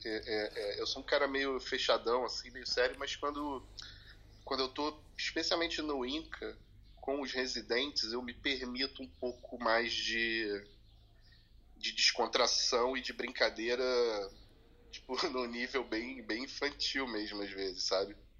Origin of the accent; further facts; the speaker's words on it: Teresópolis, Rio de Janeiro, Brazil; moved away; passei grande parte da minha infância em Teresópolis